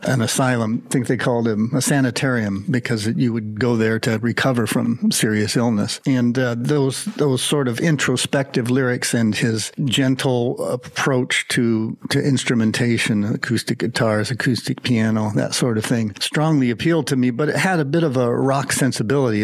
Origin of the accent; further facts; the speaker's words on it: the Midwest, a fellow Hoosier, Indiana, United States; also born or lived in Bloomington, Indiana; Growing up in the Midwest, I would tune into WLS.